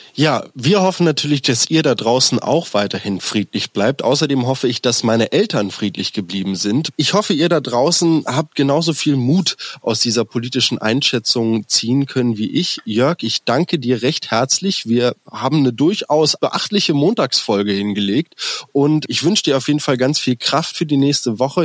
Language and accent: German; Berlin, Germany; als Berliner